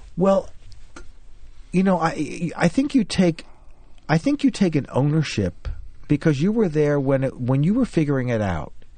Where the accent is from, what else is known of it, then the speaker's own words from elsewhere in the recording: Scranton, Pennsylvania, United States; moved away; also born or lived in New Jersey; growing up in Scranton and standing on the porch when I was about four years old